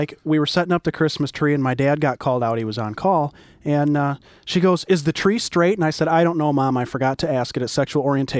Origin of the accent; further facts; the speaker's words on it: the Bible Belt, United States; I am from the Bible Belt, and she's not.